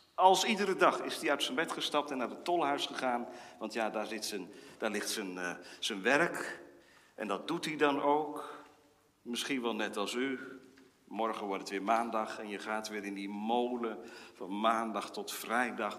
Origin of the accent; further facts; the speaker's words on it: Wezep, Gelderland, Netherlands; Ik herinner mij uit mijn kindertijd in Wezep